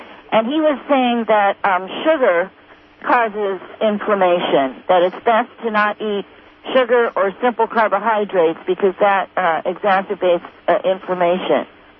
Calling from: California, United States; Yes, I'm from Sourceville here in Southern Humboldt.

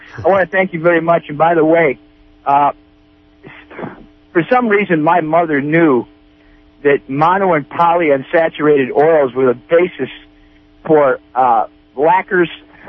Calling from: Piercy, California, United States; Yes, I'm from Piercy, from Mendocino County.

